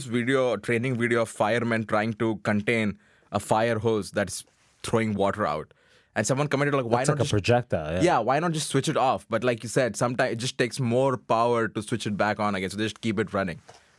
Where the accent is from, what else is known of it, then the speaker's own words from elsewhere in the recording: Pakistan; I'm from Pakistan.